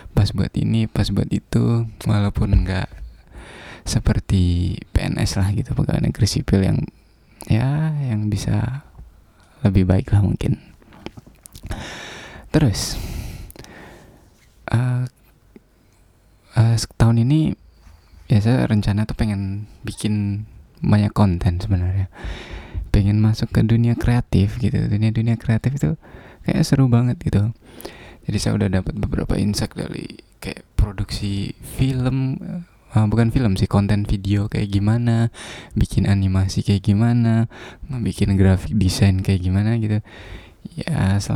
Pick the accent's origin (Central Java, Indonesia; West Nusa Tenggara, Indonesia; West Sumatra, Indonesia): West Nusa Tenggara, Indonesia; Bima; Saya dari Bima, dari desa.